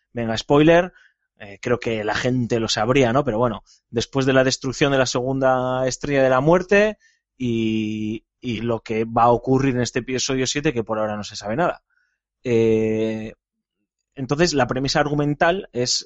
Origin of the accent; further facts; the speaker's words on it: Bilbao, Basque Country, Spain; yo como buen vasco jugando con el, como buen bilbaíno